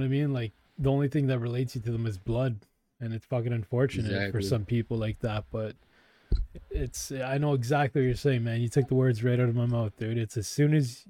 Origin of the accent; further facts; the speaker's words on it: north of Toronto, Ontario, Canada; I'm Canadian. I'm from Toronto